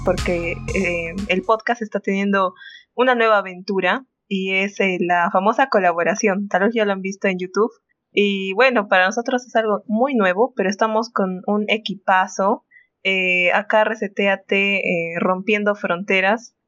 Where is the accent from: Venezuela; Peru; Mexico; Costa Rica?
Peru; nosotros Mm, como peruanos